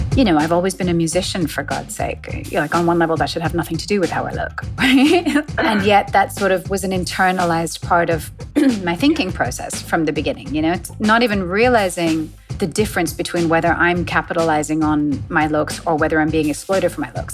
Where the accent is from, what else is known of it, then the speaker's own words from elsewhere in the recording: London, United Kingdom; I grew up in London